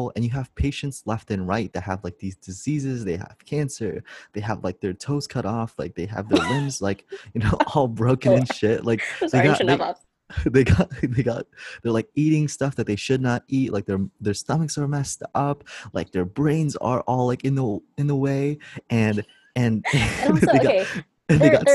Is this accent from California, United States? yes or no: yes; Los Angeles, California, United States; I am from Los Angeles, California, and I attend USC University